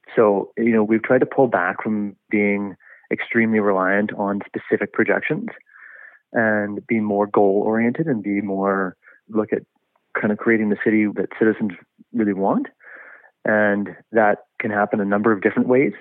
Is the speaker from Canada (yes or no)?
yes; Kelowna, British Columbia, Canada; moved away as an adult; also born or lived in Vancouver; born and raised in Kelowna, but certainly have lived in Vancouver and other provinces as well, and enjoying being back in the city